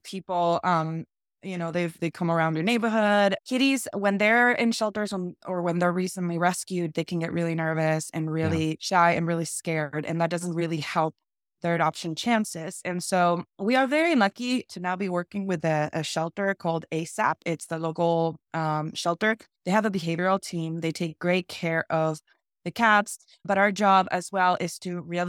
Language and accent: English; Argentina; moved away as an adult; now in Santa Barbara, United States; When I moved here to the United States, I'm actually from Argentina. I moved here from Argentina